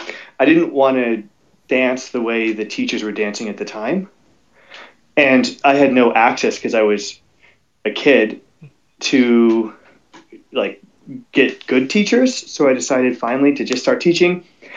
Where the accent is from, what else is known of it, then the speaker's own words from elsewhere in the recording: Colorado, United States; This is what you get for growing up in Colorado, climbing up the sides of cliffs.